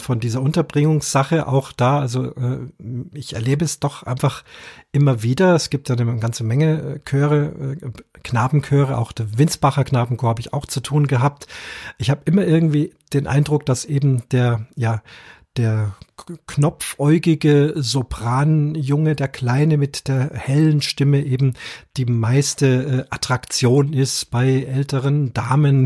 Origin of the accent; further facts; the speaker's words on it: Munich, Bavaria, Germany; ich bin ja hier aus, aus Bayern, bin ein Münchner